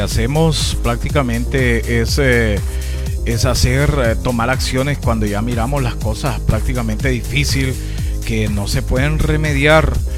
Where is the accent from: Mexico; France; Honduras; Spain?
Honduras; nosotros mismos como hondureños